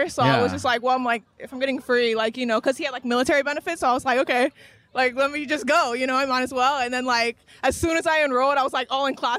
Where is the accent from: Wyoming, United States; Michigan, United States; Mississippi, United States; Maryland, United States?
Maryland, United States; also born or lived in New York; now in Los Angeles, United States; I'm from Maryland. And, like, I went back over there for a little bit because I moved to New York, and then I wanted to come back to LA for school.